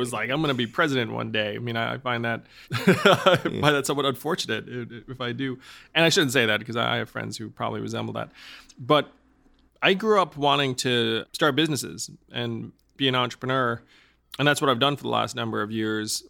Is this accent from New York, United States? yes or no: yes; New York, United States; I'm from New York